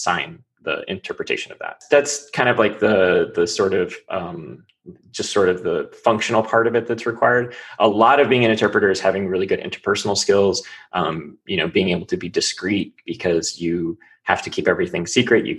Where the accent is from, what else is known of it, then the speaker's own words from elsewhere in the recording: New Mexico, United States; first language English; I spent a lot of my childhood in New Mexico